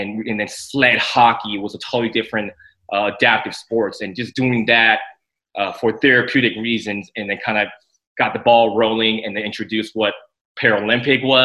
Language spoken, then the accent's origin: English; San Francisco, California, United States; born or raised there; also born or lived in Taiwan